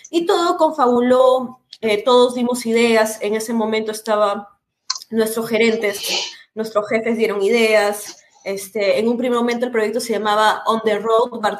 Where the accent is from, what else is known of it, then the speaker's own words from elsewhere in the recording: Trujillo, La Libertad, Peru; moved away as an adult; now in Lima, Peru; yo no soy de Lima, yo soy de Trujillo, que queda como a ocho horas de acá, es una provincia